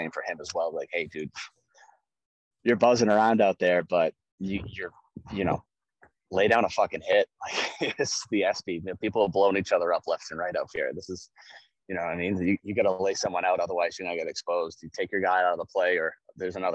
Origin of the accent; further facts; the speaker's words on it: New England, United States; I'm like, New England